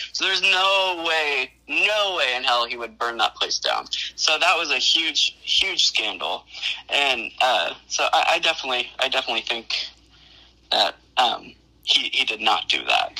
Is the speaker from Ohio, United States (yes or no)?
yes; Ohio, United States; I'm from Ohio